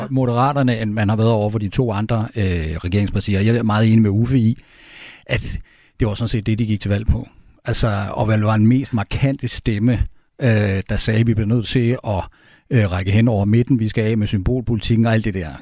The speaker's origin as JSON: {"language": "Danish", "country": "Denmark"}